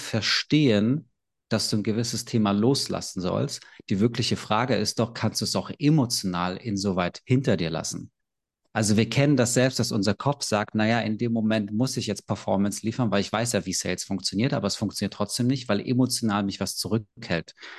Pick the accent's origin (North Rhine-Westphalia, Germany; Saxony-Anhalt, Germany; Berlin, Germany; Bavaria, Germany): Berlin, Germany; ich bin aus Berlin, ich bin 32